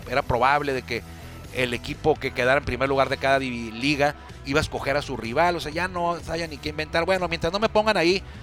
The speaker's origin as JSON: {"language": "Spanish", "town": "Tijuana", "region": "Baja California", "country": "Mexico", "said": "Esta serie atractiva para la gente que somos de aquí de Tijuana o vivimos aquí en Tijuana, en la zona."}